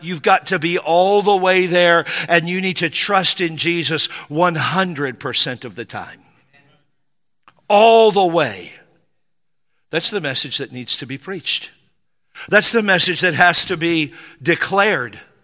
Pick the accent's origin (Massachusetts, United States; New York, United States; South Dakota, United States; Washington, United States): Washington, United States; Spanaway; I grew up in Western Washington, a little town called Spanaway